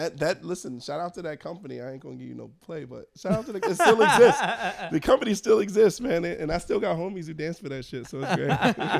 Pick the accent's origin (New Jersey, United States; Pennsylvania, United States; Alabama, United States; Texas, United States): Pennsylvania, United States; Philadelphia; I'm from Philly